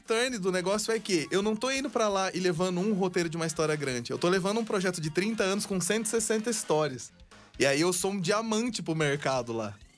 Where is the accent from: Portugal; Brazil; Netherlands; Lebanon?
Brazil; Eu sou do Brasil